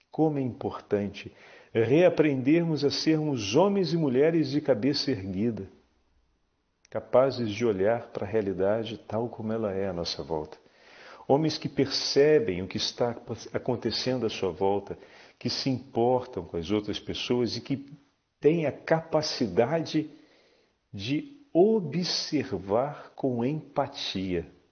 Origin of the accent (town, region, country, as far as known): Brazil